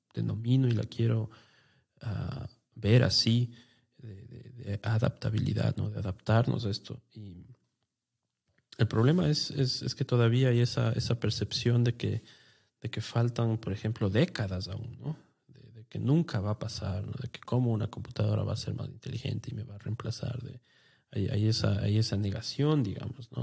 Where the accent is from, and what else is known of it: Ecuador